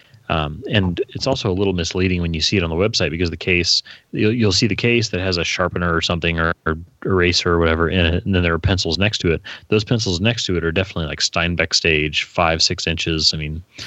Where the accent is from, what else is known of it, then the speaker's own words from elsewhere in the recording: Indianapolis, Indiana, United States; Indianapolis because that's where I was born